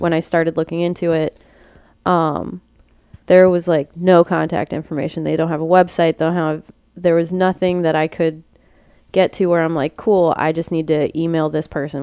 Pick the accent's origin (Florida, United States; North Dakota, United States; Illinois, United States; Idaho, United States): Florida, United States; Port Orange; I grew up in Port Orange.